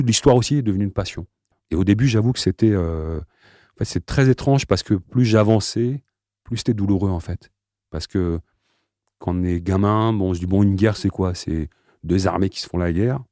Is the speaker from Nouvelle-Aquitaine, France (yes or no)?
no; Aubervilliers, Île-de-France, France; je suis né donc à Aubervilliers, d'une famille euh, de parents algériens